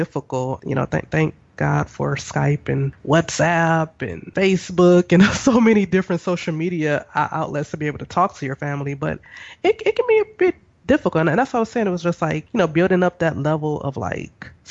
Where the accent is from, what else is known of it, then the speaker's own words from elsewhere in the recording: United States; moved away; we're both from the States